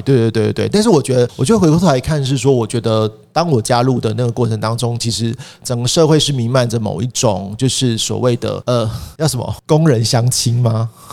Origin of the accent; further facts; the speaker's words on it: Taipei, Taiwan; 因为我是台北人，死台北人